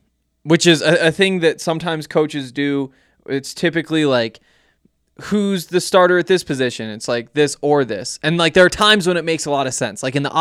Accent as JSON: {"language": "English", "region": "Montana", "country": "United States", "said": "you know that I'm from Montana, went to the University of Montana, covered the Montana Grizzlies while I was there."}